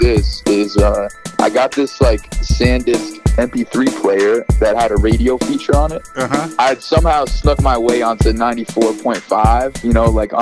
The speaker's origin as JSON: {"language": "English", "town": "Brookline", "region": "Massachusetts", "country": "United States", "tie": "born or raised there", "also_born_or_lived": "Boston", "said": "I was born in Boston, Brigham and Women's, and raised there."}